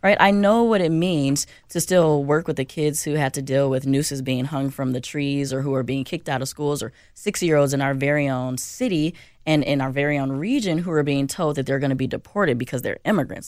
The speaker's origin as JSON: {"language": "English", "town": "Chicago", "region": "Illinois", "country": "United States", "tie": "born or raised there", "moved": "yes", "lives_now": "Minnesota, United States", "said": "I'm from Chicago"}